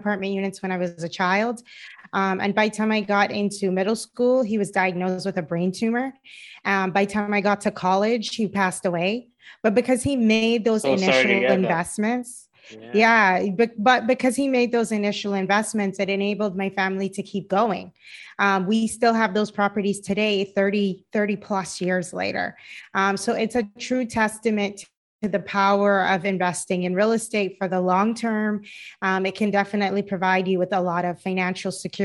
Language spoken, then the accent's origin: English; Cayman Islands; moved away as an adult; also born or lived in Boston, United States; now in Los Angeles, United States; I'm originally from the Cayman Islands, and I live in Los Angeles